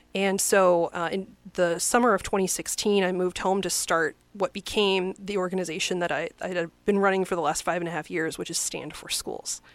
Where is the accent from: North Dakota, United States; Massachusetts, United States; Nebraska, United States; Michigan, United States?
Nebraska, United States; Lincoln; moved away as an adult; also born or lived in France / East Coast; I grew up in Lincoln and I went to U N L